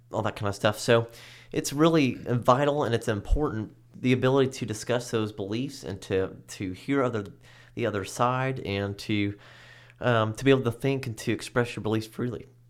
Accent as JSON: {"language": "English", "country": "United States", "said": "as an American"}